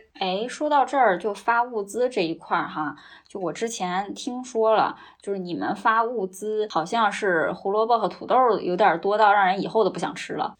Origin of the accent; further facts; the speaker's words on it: Northeast China, China; 作为一个东北人